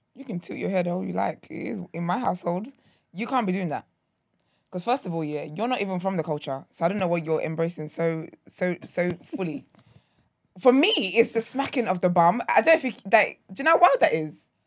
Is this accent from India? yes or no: no; Nigeria; I'm not Caribbean. I'm African, I'm Nigerian.